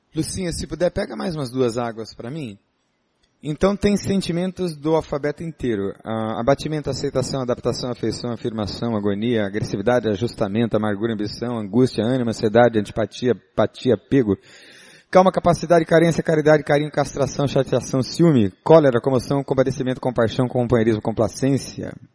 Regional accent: São Paulo, Brazil; Eu sou paulista, não é? Paulistano, nascido na capital.

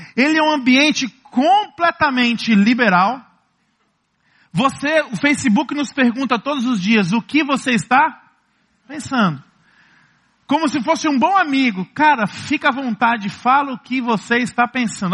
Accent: Ceará, Brazil; Como bons cearenses, como bons nordestinos

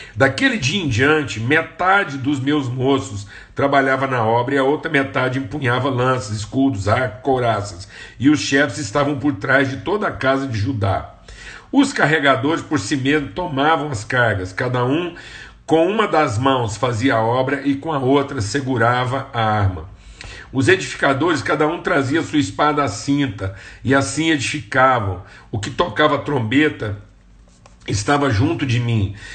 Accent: Uberlândia, Minas Gerais, Brazil; de onde eu nasci, Uberlândia

